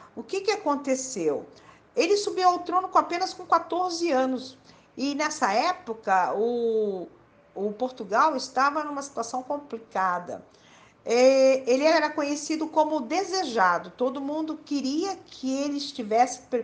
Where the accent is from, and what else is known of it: Brazil